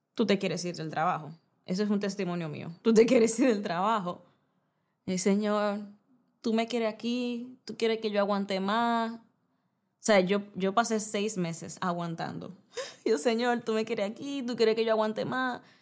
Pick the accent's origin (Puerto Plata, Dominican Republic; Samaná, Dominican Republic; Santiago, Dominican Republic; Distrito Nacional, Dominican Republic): Distrito Nacional, Dominican Republic; Santo Domingo; moved away as an adult; also born or lived in Bávaro, Punta Cana; soy dominicana soy, eh, viví, crecí toda mi vida en la capital, Santo Domingo